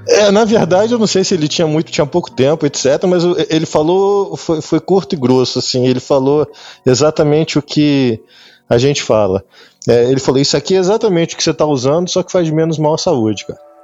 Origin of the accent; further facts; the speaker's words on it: Rio de Janeiro, Brazil; moved away as an adult; also born or lived in São Paulo; now in Lisbon, Portugal; Sou carioca, sou carioca, sou nascido e criado na, no Rio